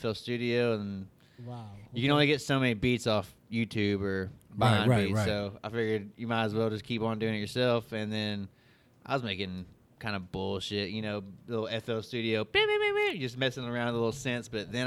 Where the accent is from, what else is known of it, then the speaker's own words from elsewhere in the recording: Knoxville, Tennessee, United States; Knoxville, originally? Yeah. Born and raised.